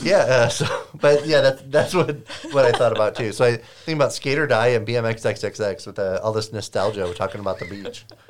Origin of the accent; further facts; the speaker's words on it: Lake Michigan, Midwest, United States; I grew up on Lake Michigan.